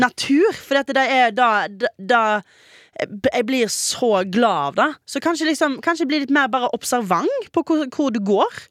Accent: Western Norway, Norway; jeg er jo vestlending. Mm -hmm. Og jeg har jo vokst opp med ganske stygt vær.

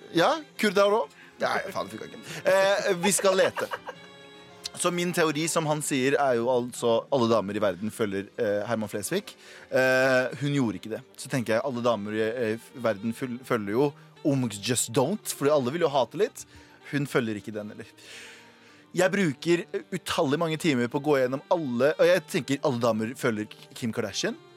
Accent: Norway; jeg har alltid sagt at jeg er norsk, og han veit at jeg er norsk

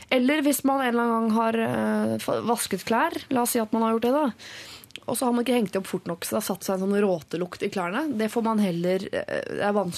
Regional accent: Finnmark, Norway; moved away as an adult; jeg kommer til å være en del i hjemfylket mitt i jobbsammenheng. Men på den annen side, jeg flytter jo fra Finnmark og har ingen store planer om å vende tilbake til Finnmark.

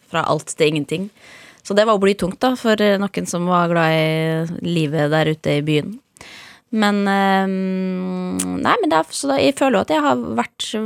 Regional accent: Molde, Møre og Romsdal, Norway; Bodde mye på bygda også i perioder der ute, men da jeg vokste opp i Molde by, ja.

